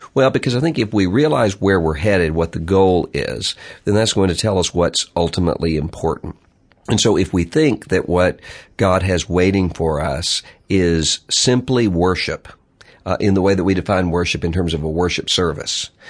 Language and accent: English; Mississippi, United States; my home state of Mississippi